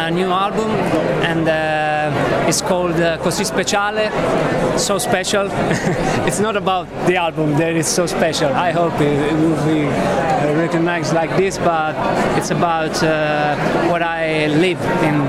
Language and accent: English; Italy; I'm from Italy